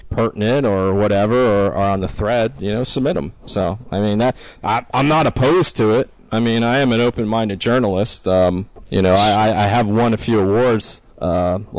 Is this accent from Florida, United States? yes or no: yes; South Florida, United States; I grew up in South Florida, so you needed to know Spanish.